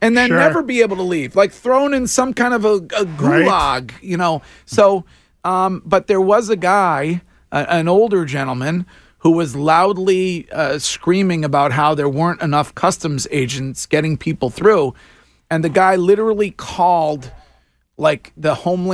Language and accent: English; East Coast, United States; I'm from the East Coast